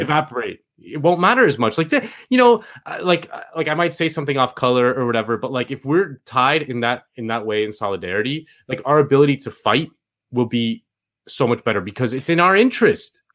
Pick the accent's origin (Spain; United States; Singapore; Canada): Spain; moved away; I grew up in Spain